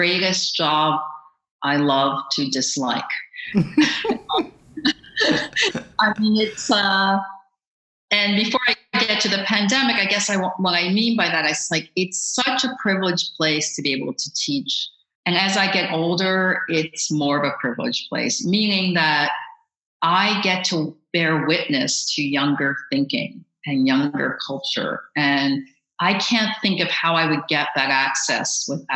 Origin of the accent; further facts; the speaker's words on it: Baltimore, Maryland, United States; I grew up in Baltimore